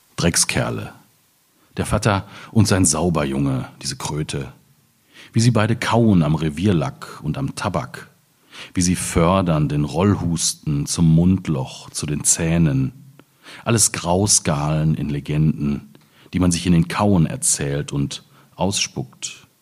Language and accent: German; Hamm, North Rhine-Westphalia, Germany; now in Aachen, Germany; meiner Heimatstadt Hamm